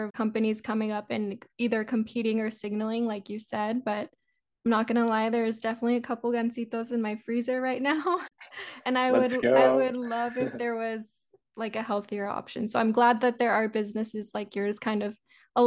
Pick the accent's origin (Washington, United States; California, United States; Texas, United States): Texas, United States; South; South Texas, my hometown